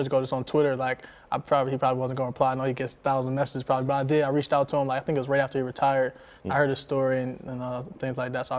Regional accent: Buffalo, New York, United States; and when I came from Buffalo to Miami, so that was a huge difference for me.

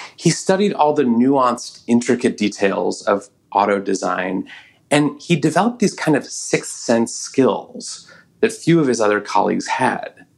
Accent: Oakland, California, United States; my hometown of Oakland, California

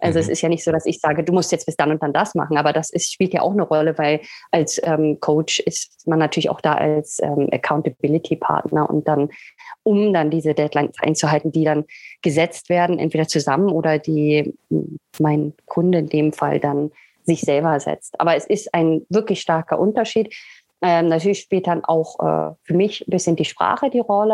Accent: Berlin, Germany; moved away as an adult; also born or lived in England / Sweden; now in Italy; ich komme aus Berlin ursprünglich, äh, habe aber dann zehn Jahre in England gelebt, dann in Schweden und momentan befinde ich mich in Italien

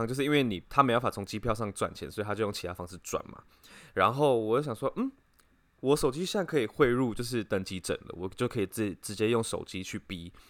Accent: China; 我是我是中国人，这样子。

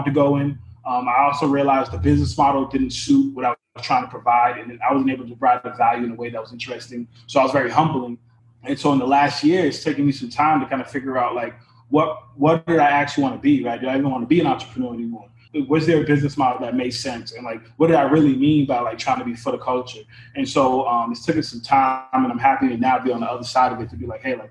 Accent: Lynn, Massachusetts, United States; I'm originally from Lynn, Massachusetts. My parents came from Haiti

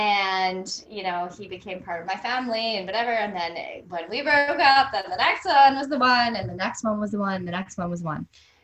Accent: Canada; hey, I'm from Canada and UGG boots are really cool right now.

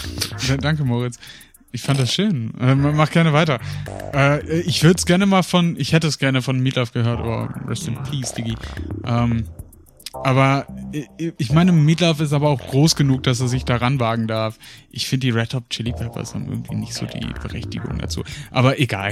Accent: Paderborn, North Rhine-Westphalia, Germany; moved away; zurück in die Heimat nach Paderborn. Und äh, auch wenn Libori, das äh, riesige Volksfest bei uns in Paderborn

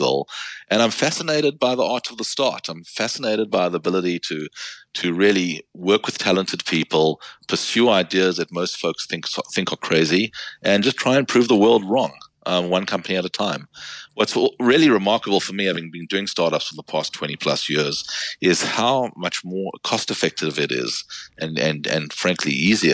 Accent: South Africa; moved away as an adult; now in United States; I'm from South Africa, went to law school there, and I've been in the United States the past 22 years

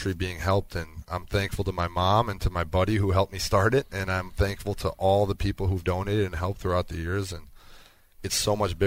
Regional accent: Wisconsin, United States; growing up in Wisconsin

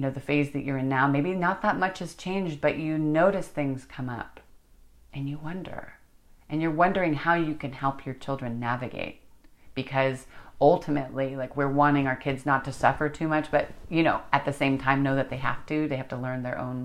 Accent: United States; being an American, we're all immigrants

